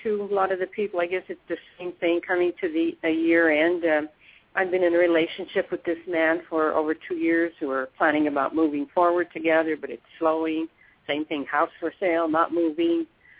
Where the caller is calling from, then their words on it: Pennsylvania, United States; I'm calling from Pennsylvania